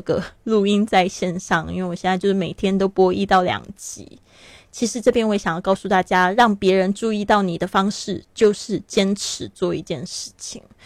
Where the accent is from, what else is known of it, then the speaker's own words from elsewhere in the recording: Taiwan; moved away as an adult; also born or lived in Shanghai, China; now in Barcelona, Spain; 我出生在台湾，但是我跟这个上海非常有缘